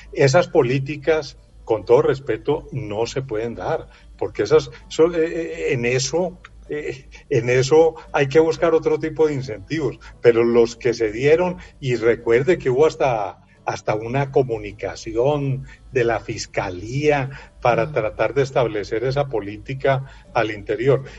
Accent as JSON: {"language": "Spanish", "country": "Colombia", "said": "como colombiano"}